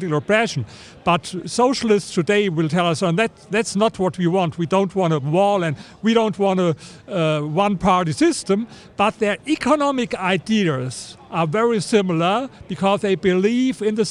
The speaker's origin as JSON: {"language": "English", "country": "Germany", "second_language": "English", "said": "I come from Germany"}